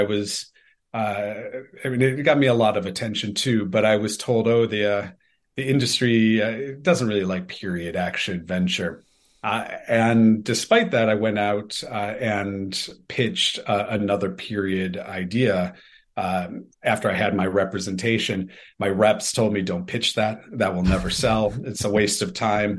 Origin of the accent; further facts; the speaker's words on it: Detroit, Michigan, United States; moved away as an adult; also born or lived in Los Angeles; I grew up in Detroit. I'm half Australian and half American, but grew up in Detroit